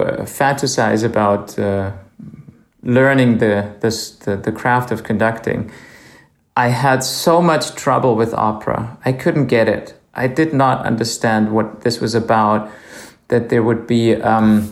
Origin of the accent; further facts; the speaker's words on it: Speyer, Rhineland-Palatinate, Germany; I was born and I grew up in a town called Speyer, and this is right at the river Rhine.